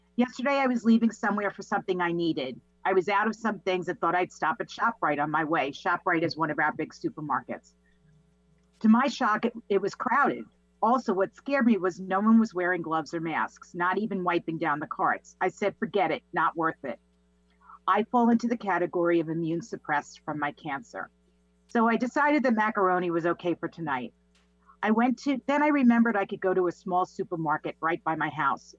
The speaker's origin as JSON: {"language": "English", "town": "Massapequa", "region": "New York", "country": "United States", "tie": "born or raised there", "said": "born and raised in Massapequa, New York"}